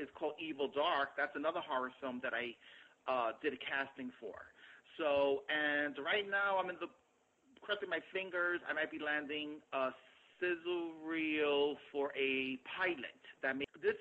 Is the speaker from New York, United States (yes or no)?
yes; New York City, New York, United States; I grew up in the South Bronx